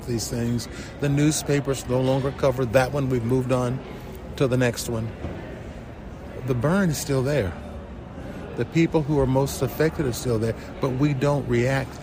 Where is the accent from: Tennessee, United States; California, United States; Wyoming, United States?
Tennessee, United States; Chattanooga; moved away as an adult; also born or lived in South Pittsburg, Tennessee; now in South Bend, United States; Chattanooga, Tennessee is where I grew up